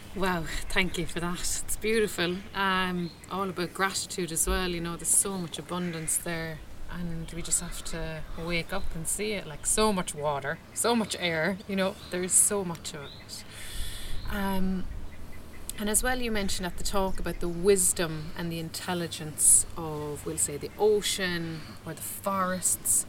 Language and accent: English; Ireland; I would say Ireland